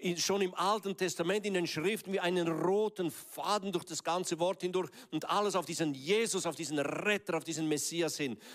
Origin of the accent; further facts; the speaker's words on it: Graubünden, Switzerland; Ich bin ja im Kanton Graubünden aufgewachsen